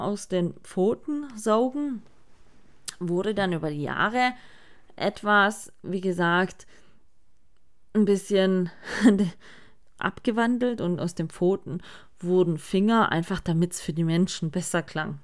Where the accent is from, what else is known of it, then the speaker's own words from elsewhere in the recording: Sigmaringen, Baden-Württemberg, Germany; hier bei uns in Sigmaring